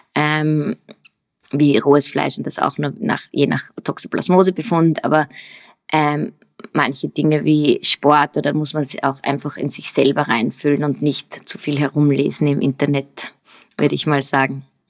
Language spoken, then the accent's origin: German; Upper Austria, Austria; accent: Upper Austrian; moved away as an adult; also born or lived in United States; now in Vienna, Austria; bin aus Oberösterreich. Ähm, das hört man vielleicht auch noch meine oberösterreichischen Wurzeln manchmal durch.